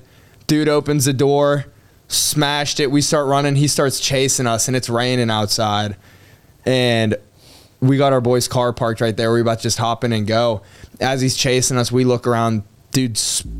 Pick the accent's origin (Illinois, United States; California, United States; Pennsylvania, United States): Pennsylvania, United States; Pittsburgh; I grew up in Pittsburgh, little school outside of Pittsburgh, outside the city called Shaler